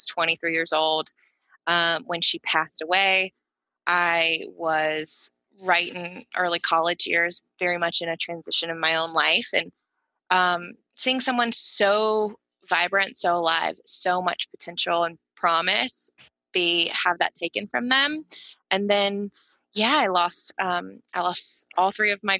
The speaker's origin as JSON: {"language": "English", "town": "Tuscaloosa", "region": "Alabama", "country": "United States", "tie": "born or raised there", "said": "I grew up in Alabama in Tuscaloosa"}